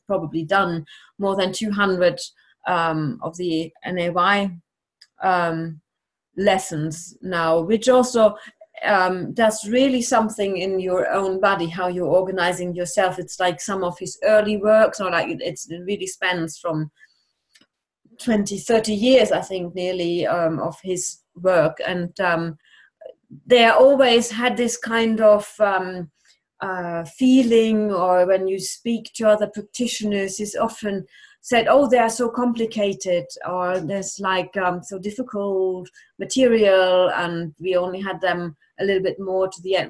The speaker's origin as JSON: {"language": "English", "town": "Bochum", "region": "North Rhine-Westphalia", "country": "Germany", "tie": "born or raised there", "also_born_or_lived": "Cologne / Essen / Bonn", "second_language": "English", "said": "I'm born in Cologne but I grew up in Bochum, where I did uh, school, finished school"}